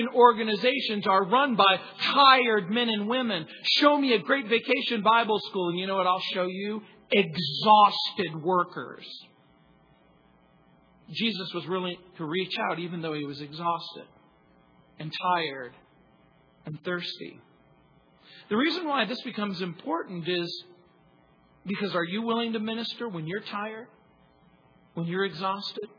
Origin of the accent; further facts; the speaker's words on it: New Orleans, Louisiana, United States; I was born in New Orleans.